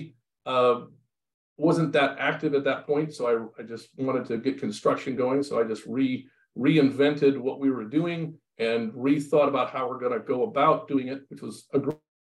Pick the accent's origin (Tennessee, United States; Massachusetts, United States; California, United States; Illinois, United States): California, United States; Los Osos; I grew up in Los Osos, California.